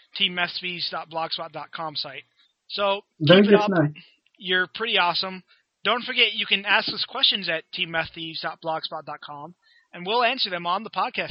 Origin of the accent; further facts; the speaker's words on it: United States; even as an American